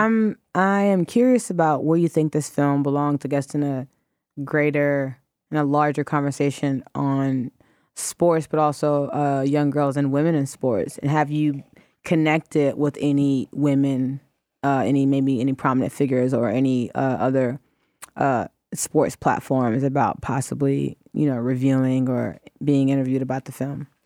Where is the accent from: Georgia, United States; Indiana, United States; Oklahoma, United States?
Georgia, United States; Atlanta; went to high school in Atlanta to a private school